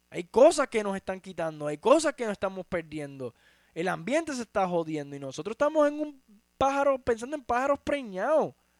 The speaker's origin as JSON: {"language": "Spanish", "town": "Utuado", "country": "Puerto Rico", "tie": "born or raised there", "said": "mi lugar de nacimiento en Puerto Rico"}